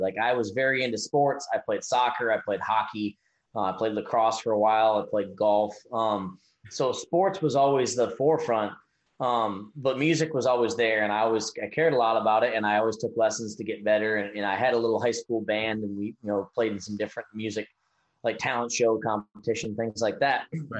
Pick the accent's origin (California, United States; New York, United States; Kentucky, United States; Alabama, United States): New York, United States; upstate; But upstate New York is very rural and very country, more so than a lot of people might know that aren't from the area, aren't from the Northeast or whatever. So I actually grew up around country music my whole life.